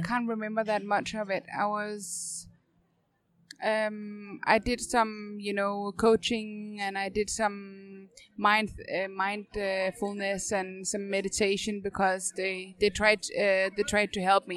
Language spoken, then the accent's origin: English; North Zealand, Capital Region of Denmark, Denmark; moved away as an adult; now in Copenhagen, Denmark; So I'm um, 20 minutes north from Copenhagen originally